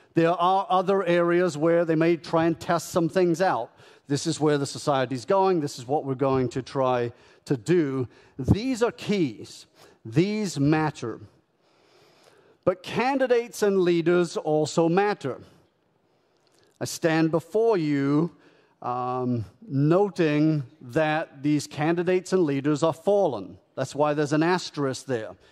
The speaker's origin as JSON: {"language": "English", "country": "United Kingdom", "tie": "born or raised there", "also_born_or_lived": "Canada", "moved": "as an adult", "lives_now": "United States", "said": "I was born and raised in the United Kingdom, lived in Canada for a decade. I've been in the United States for seventeen years."}